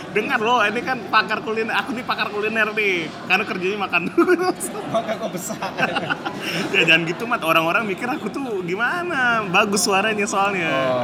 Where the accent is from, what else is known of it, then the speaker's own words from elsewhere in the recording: Pontianak, West Kalimantan, Indonesia; moved away; ibu aku rutin kalau aku pulang ke Pontianak pasti masak roti cane